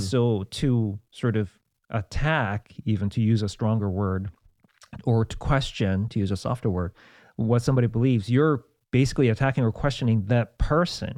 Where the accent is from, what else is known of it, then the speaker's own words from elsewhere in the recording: South Korea; moved away; I grew up in South Korea with lots of Buddhism